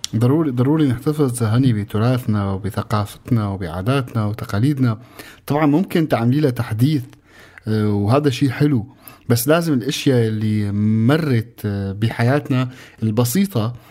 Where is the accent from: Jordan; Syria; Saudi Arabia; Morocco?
Syria; مننا كسوريين